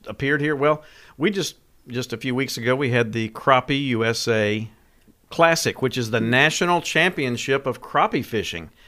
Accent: West Tennessee, United States; now in Sumner County, Tennessee, United States; I grew up in West Tennessee

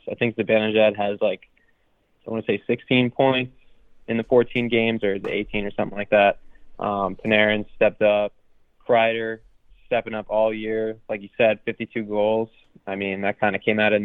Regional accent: Connecticut, United States; my home state

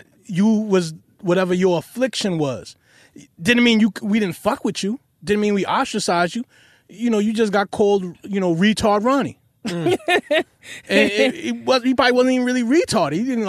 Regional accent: New York City, New York, United States; I'm from Queens, man.

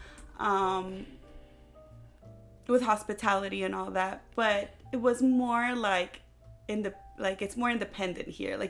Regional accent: Puerto Rico; moved away as an adult; also born or lived in New Jersey; now in North Carolina, United States; I was born in New Jersey, but at the age of 5, my parents moved to Puerto Rico. And so I was raised there pretty much from the age of 5 till the age of 18 when I graduated high school.

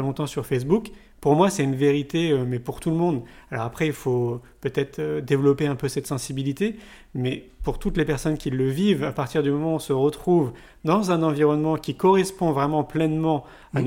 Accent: Paris, Île-de-France, France; moved away as an adult; now in Montpellier, France; moi je viens de Paris. J'y suis resté 34 ans

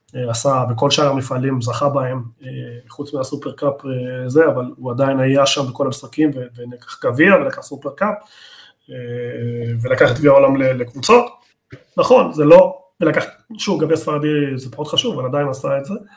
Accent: Argentina; אני ארגנטינאי

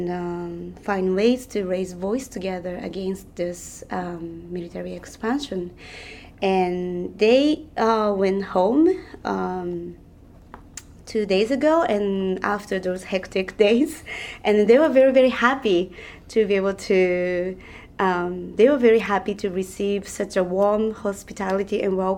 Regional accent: Tokyo, Japan; I am from Tokyo, Japan, but I came here to Guam this time.

